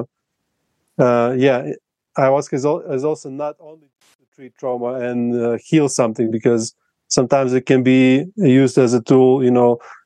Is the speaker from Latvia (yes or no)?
yes; Latvia; first language Russian; English is a second language; now in Colombia; my native language is Russian, in Latvia we speak both Russian and Latvian